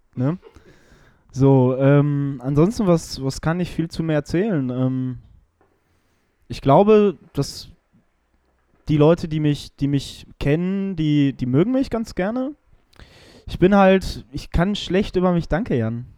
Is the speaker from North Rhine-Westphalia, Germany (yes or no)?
yes; Dortmund, North Rhine-Westphalia, Germany; Ich bin äh, geborener Dortmunder, ich bin hier groß geworden, ich äh, bin hier verwurzelt in dieser Stadt